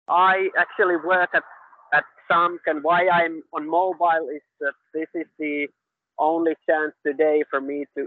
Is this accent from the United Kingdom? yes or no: no; Finland; I'm from Finland and living been living in Finland for 45 years.